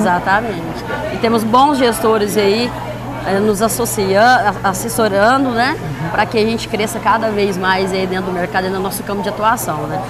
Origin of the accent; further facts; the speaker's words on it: Buritizal, São Paulo, Brazil; also born or lived in Porteirinha, Minas Gerais; Eu nasci no, no norte de Minas, cidade chamada Porteirinha, mas fui criada no interior de São Paulo, ali, Buritizal, ali em torno